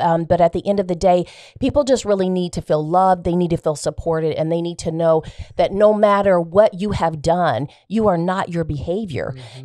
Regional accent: Des Moines, Iowa, United States; also born or lived in Baltimore; I was um, actually born and raised in Des Moines, Iowa.

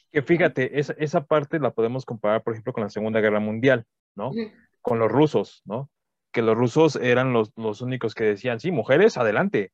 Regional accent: Mexico; sé que soy mexicano

